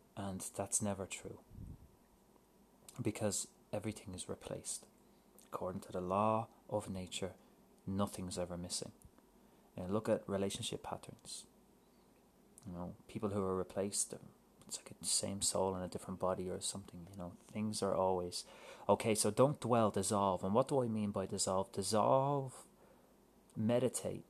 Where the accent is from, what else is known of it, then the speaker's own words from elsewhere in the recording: Ireland; moved away as an adult; also born or lived in United Kingdom; now in Vancouver, Canada; When I moved to Vancouver from Ireland